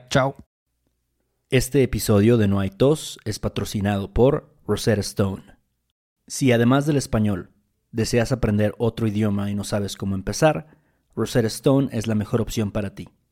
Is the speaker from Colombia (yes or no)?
no; Mexico; gracias a que yo nací en México, yo obtengo el trabajo que tengo